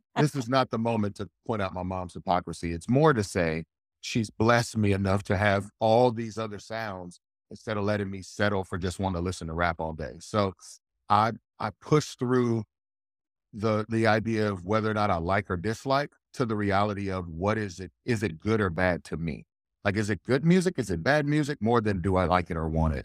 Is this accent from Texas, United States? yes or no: yes; north of Houston, East Texas, United States; I grew up in Texas, I grew up in East Texas, right north of Houston